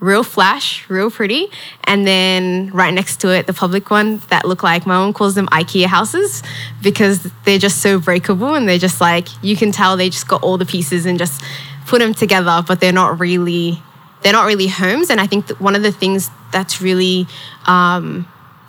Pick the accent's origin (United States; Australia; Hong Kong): Australia; Melbourne, Victoria; I grew up in Carlton public housing